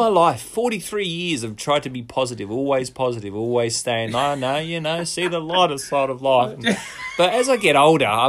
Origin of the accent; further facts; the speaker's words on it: United Kingdom; moved away; I went back to where I grew up in Sippenham